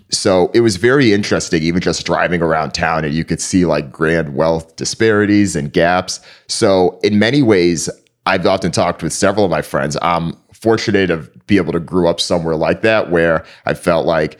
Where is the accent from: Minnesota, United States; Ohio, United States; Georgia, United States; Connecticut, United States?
Connecticut, United States; East Hartford; So I grew up in East Hartford, Connecticut.